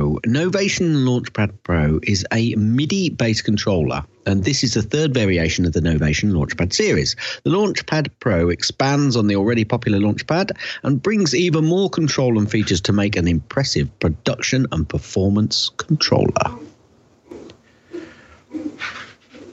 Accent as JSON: {"language": "English", "region": "Yorkshire and the Humber", "country": "United Kingdom", "said": "Because I'm from Yorkshire, Arkansas"}